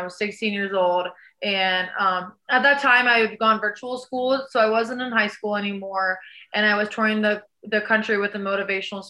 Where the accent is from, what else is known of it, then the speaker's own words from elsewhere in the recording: Florida, United States; I'm from Florida.